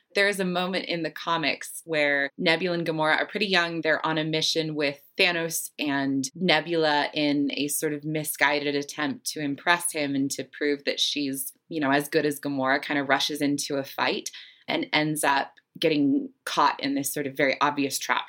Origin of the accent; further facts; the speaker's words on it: Salt Lake City, Utah, United States; I grew up in Salt Lake City, Utah